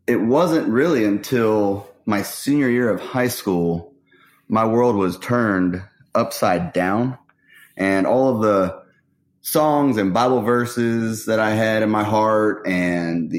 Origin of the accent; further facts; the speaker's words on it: Austin, Texas, United States; I grew up in North Austin